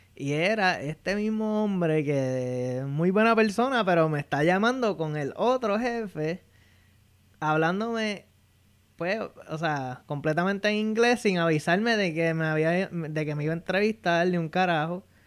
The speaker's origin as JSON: {"language": "Spanish", "town": "Bayamón", "country": "Puerto Rico", "moved": "as an adult", "lives_now": "Fairfax, United States", "said": "Yo soy original de Bayamón, Puerto Rico y actualmente vivo en Fairfax, Virginia."}